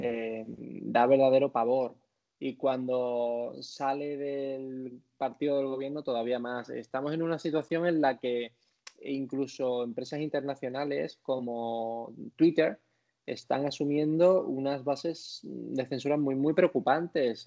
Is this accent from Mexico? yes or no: no; Spain; como español